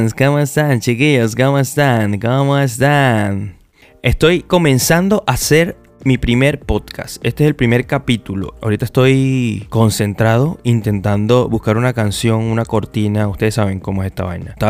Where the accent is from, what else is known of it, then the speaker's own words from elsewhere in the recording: Venezuela; moved away; yo me venía de Venezuela, yo me vine de Venezuela en el año 2000 en el 2016 eh, yo comencé este proyecto